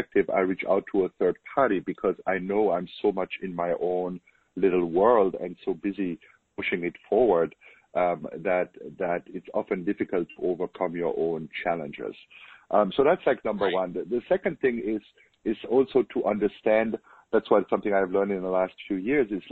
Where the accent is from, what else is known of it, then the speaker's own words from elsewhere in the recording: Germany; accent: German; English is a second language; moved away as an adult; now in United States; as you can hear from my accent, I'm German. I was born in Germany, but I moved to the U.S. 16 years ago